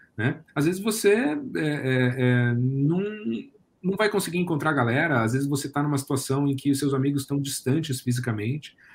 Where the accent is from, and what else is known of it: Brazil